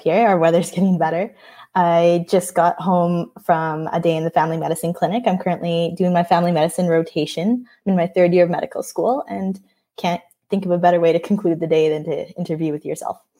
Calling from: Edmonton, Alberta, Canada; I'm calling from Edmonton, Alberta, Canada

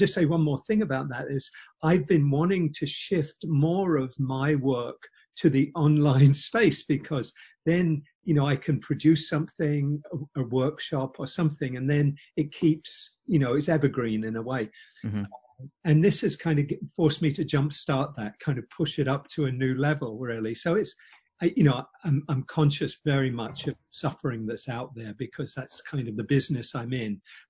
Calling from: Silver Spring, Maryland, United States; I'm based just out of Washington, outside of Washington, D.C. in Silver Spring, Maryland.

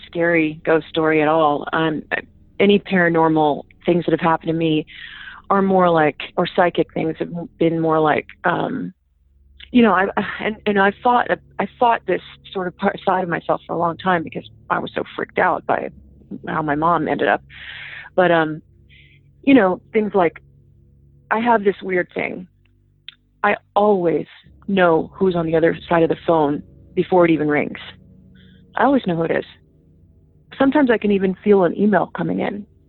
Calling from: Los Angeles, California, United States; I'm calling from the City of Angels, Los Angeles, California

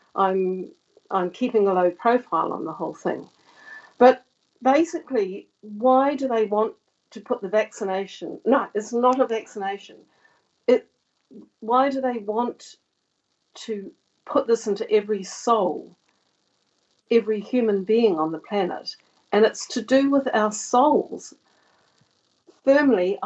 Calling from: Devon and Cornwall, South West England, United Kingdom; I'm calling from Devon and Cornwall.

